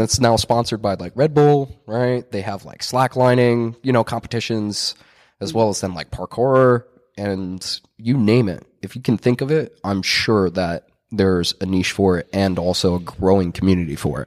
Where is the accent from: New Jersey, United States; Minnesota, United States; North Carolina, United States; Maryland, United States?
New Jersey, United States; Mercer County; growing up in Mercer County, New Jersey